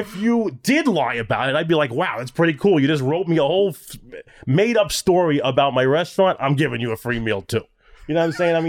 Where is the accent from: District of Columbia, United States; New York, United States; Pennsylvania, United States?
New York, United States; New York City; also born or lived in Long Island; now in Manhattan, United States; I was born in Flushing, Queens, and now I live here in Manhattan.